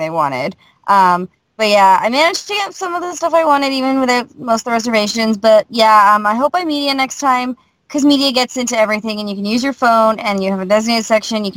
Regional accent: Canada; I'm Canadian.

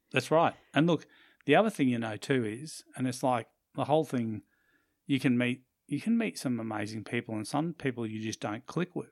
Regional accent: Australia; also born or lived in Brisbane, Queensland; we are Australian

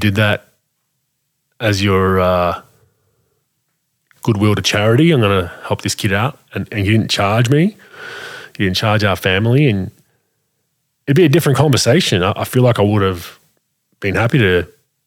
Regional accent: Australia; we have as Australian people

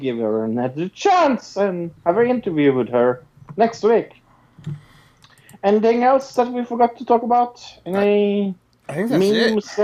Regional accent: Norway; I am from Norway

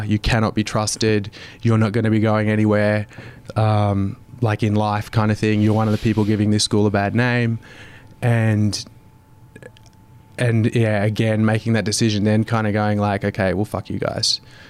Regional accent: Brisbane, Queensland, Australia; West End in Brisbane.

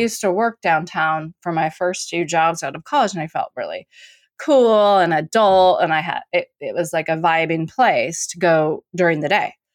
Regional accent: Portland, Oregon, United States; I'm from Portland

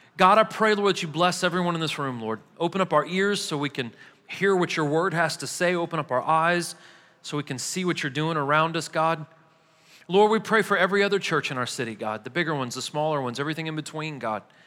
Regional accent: Missouri, United States; now in Murfreesboro, United States; I'm from Missouri

